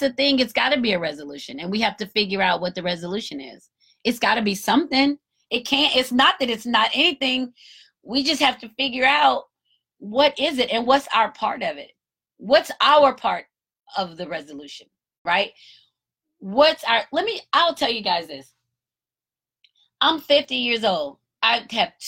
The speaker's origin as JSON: {"language": "English", "country": "United States", "said": "I'm American too"}